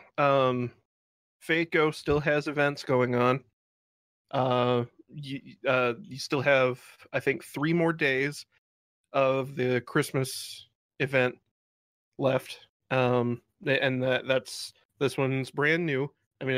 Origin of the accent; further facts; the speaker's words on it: Midwest, United States; I'm from the Midwest, guys.